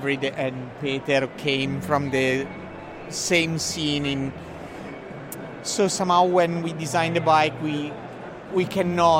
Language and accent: English; Bassano del Grappa, Veneto, Italy; English is a second language; We are from the north of Italy. We are from Bassano del Grappa